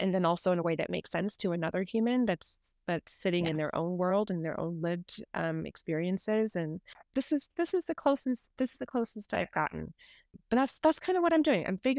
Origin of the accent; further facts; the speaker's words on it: Dubai, United Arab Emirates; also born or lived in India / New York; Originally, I'm from India. My family's from India, but I grew up between Dubai and New York, which are two very, very different places.